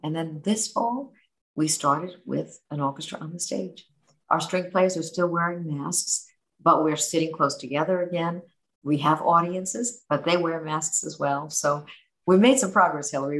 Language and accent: English; New York City, New York, United States; Growing up in New York City